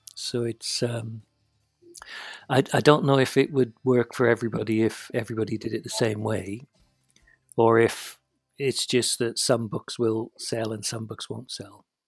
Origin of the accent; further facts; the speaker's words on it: United Kingdom; I'm British